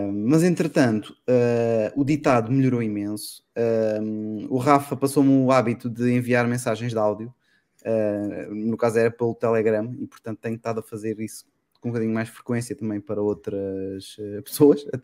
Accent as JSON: {"language": "Portuguese", "country": "Portugal", "accent": "Lisbon, with traces of Alentejo", "said": "Eu tenho um sotaque que é mistura de eh, agora é praticamente Lisboeta, mas ainda tem ali uns toques de vez em quando alentejano, muito pouco, mas ainda tem."}